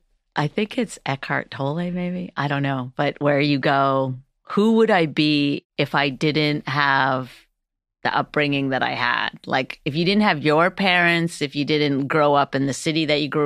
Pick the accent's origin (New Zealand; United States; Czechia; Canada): Canada; Northern Canada; I grew up in Northern Canada, and for a large part of my life, we didn't have running water. We lived off the land.